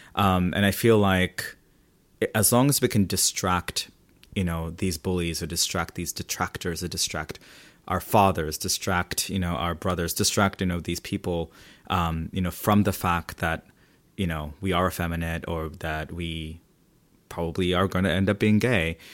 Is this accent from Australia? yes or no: yes; Sydney, New South Wales, Australia; also born or lived in Philippines; growing up in Australia